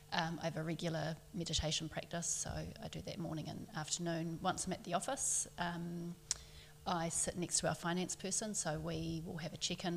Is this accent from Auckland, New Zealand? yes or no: yes; Auckland, New Zealand; I grew up in Auckland.